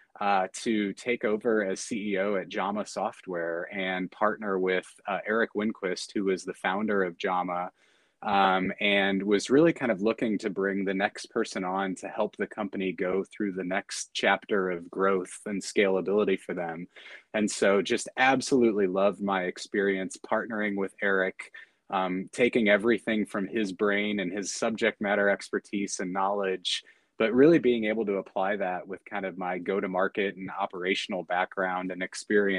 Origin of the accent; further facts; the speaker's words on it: St. Louis, Missouri, United States; moved away; I grew up in the Midwest, so just in the St. Louis area.